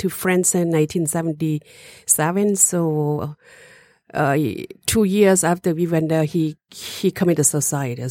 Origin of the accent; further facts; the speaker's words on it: Laos; moved away; also born or lived in Europe / Detroit; I was born in Laos. My original is Hmong